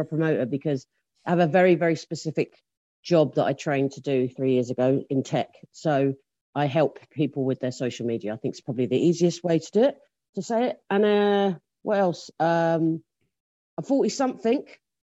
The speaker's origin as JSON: {"language": "English", "region": "England", "country": "United Kingdom", "said": "I'm English, if you can't tell."}